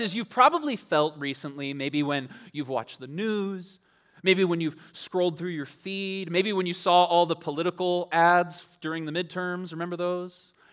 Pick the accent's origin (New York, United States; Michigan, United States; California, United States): Michigan, United States; Ann Arbor; moved away; I grew up in Ann Arbor for a little while